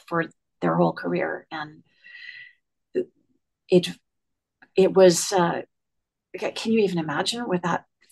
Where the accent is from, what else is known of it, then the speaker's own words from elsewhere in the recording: Worcester, Massachusetts, United States; I grew up in Worcester, Massachusetts